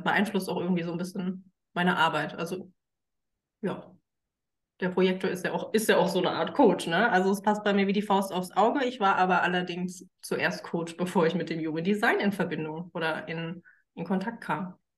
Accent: Frankfurt, Hesse, Germany; ich bin Frankfurter mit Leib und Seele, auch wenn ich zwischenzeitlich äh, mal ganz woanders gelebt habe, komme ich doch immer wieder zurück.

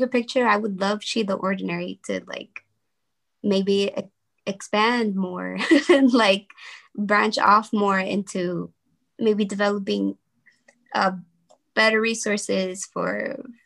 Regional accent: Los Angeles, California, United States; my communities, like the one that I grew up in South Central

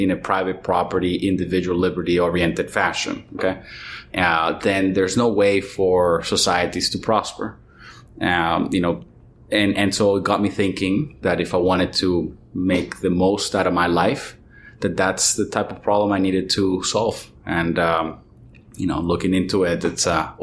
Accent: Venezuela; I was born in Venezuela

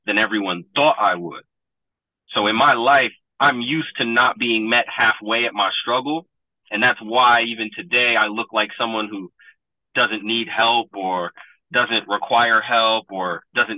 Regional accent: Troy, New York, United States; When I grew up in Troy

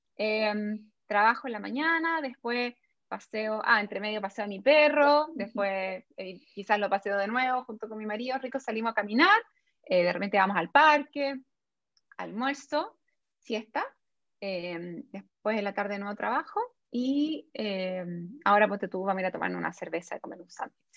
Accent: Chile; las dos somos chilenas, ¿sí? Eh, y Chile es un país como súper conservador todavía. Entonces, yo a mí, yo no me siento, o sea, obvio que soy chilena, más chilena que los porotos

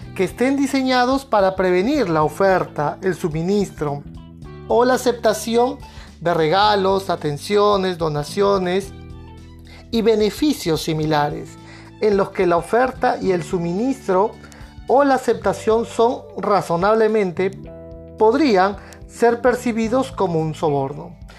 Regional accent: Peru; en mi país, aquí en Perú

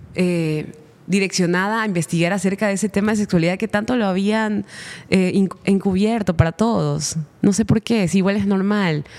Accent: Guayaquil, Guayas, Ecuador; also born or lived in Manabí; yo nací en Guayaquil

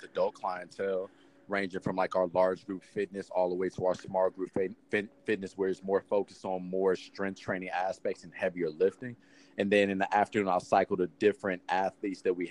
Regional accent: Huntsville, Alabama, United States; born or raised there; also born or lived in Los Angeles, California

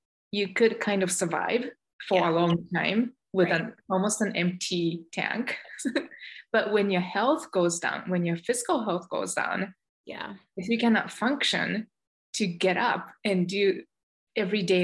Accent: Japan; moved away as an adult; also born or lived in Michigan, United States; now in United States; I was born and raised in Japan, and I came over to the United States over 20 years ago as an exchange student

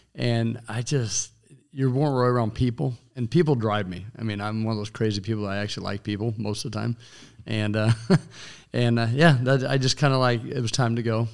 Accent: Goodland, Kansas, United States; now in Hays, United States; my hometown of Goodlin, Edson area

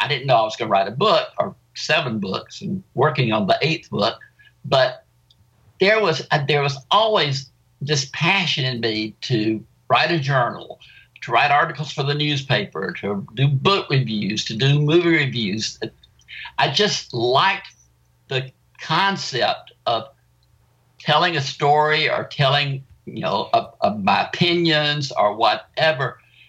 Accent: South Carolina, United States; my childhood growing up in South Carolina.

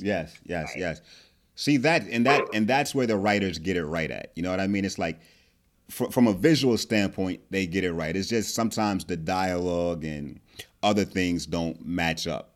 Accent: New Jersey, United States; I'm from Jersey

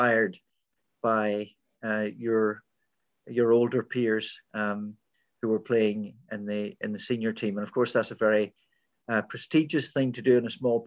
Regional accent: County Tyrone, Northern Ireland, United Kingdom; moved away as an adult; now in Scotland, United Kingdom; my upbringing was in a small village in County Tyrone with a small population

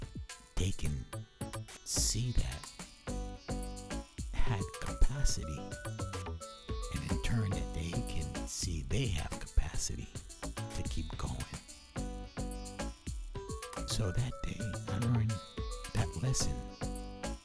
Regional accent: Brooklyn, New York, United States; also born or lived in Jersey Shore, New Jersey; I grew up partially in Brooklyn and the Jersey Shore.

